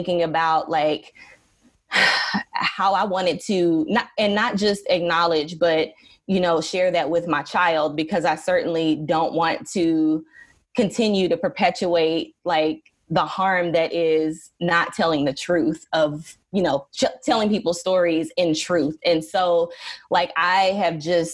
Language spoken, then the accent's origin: English; Dallas, Texas, United States; I grew up in Dallas, Texas